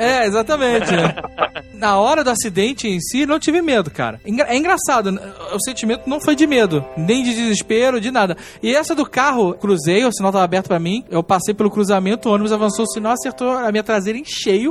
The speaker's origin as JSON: {"language": "Portuguese", "region": "Rio de Janeiro", "country": "Brazil", "moved": "yes", "lives_now": "Curitiba, Brazil", "said": "eu sou carioca"}